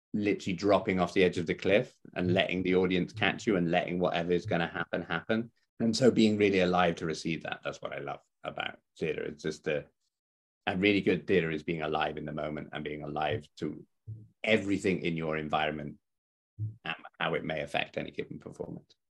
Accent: West Country, South West England, United Kingdom; moved away; I come from the West Country

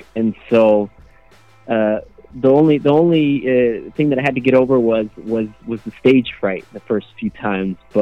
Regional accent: Chicago, Illinois, United States; moved away as an adult; now in Germany; I was born and raised in Chicago. I lived there my whole life, so I grew up around hip hop music.

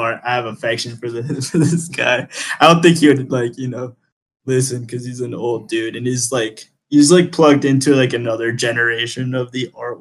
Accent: Boston, Massachusetts, United States; first language Spanish; English is a second language; also born or lived in New York; now in Colombia; I grew up in Boston, and I went to art school in New York.

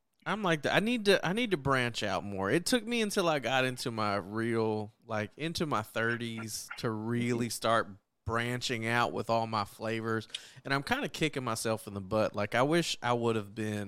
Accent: Texas, United States; growing up in Texas

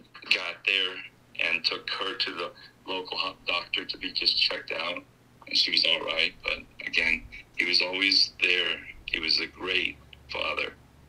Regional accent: New Jersey, United States; You from Jersey? I'm from Jersey.

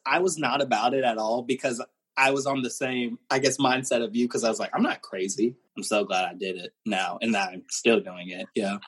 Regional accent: Pensacola, Florida, United States; moved away as an adult; now in Orlando, United States; growing up in Pensacola

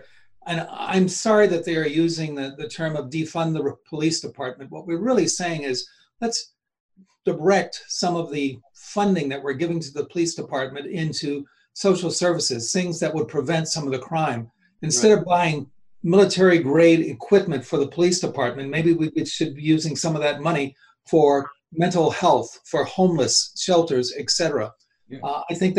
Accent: Washington, District of Columbia, United States; You know, I grew up in Washington, D.C., which was very definitely a southern city. It was overwhelmingly Black. 75-80% of the populace was Black.

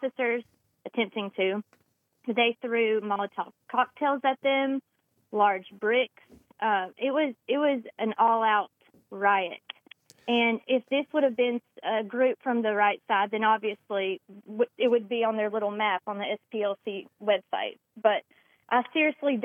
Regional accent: Randolph County, Alabama, United States; my hometown in Randolph County

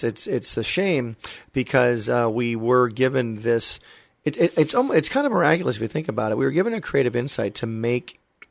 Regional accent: Michigan, United States; moved away as an adult; also born or lived in Valencia, California; I'm from very cold Michigan, which I love, beautiful state, but I wanted some sun, so I came to California to go to art school.

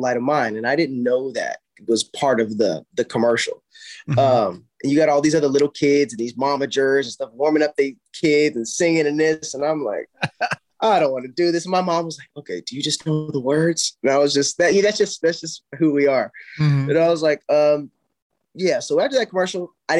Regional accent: South Carolina, United States; now in Los Angeles, United States; I'm this kid from South Carolina

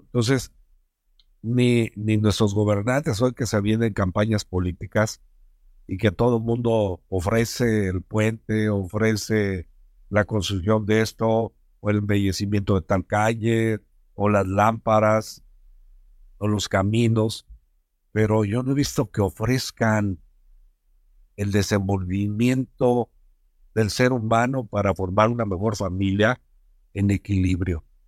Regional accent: Mexico; somos mexicanos

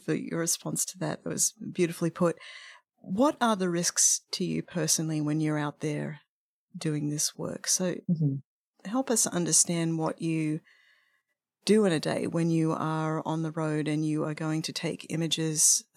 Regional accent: Australia; I'm from Australia

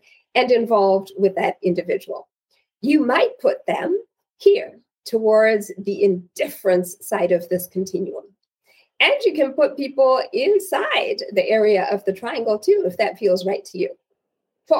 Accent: Zimbabwe; So I am originally from Zimbabwe, and in my culture, sons are the ultimate pride of fathers.

